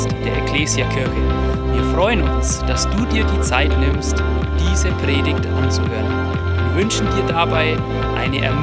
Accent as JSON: {"language": "German", "town": "Duderstadt", "region": "Lower Saxony", "country": "Germany", "lives_now": "Roth, Germany", "said": "ich komme aus Roth, bin ein Zugereister aus Niedersachsen, Duderstadt bei Göttingen."}